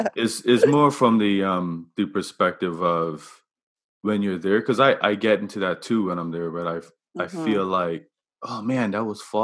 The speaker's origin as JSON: {"language": "English", "region": "Devonshire Parish", "country": "Bermuda", "said": "I'm from Devonshire"}